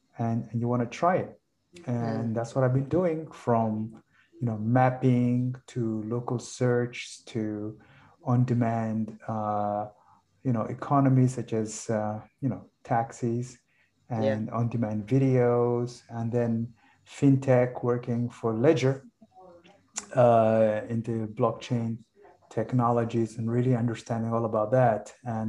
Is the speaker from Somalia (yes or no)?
yes; Somalia; So I'm from Somalia, but I studied abroad for most of my life. And I come from a family of business and entrepreneurs in Somalia.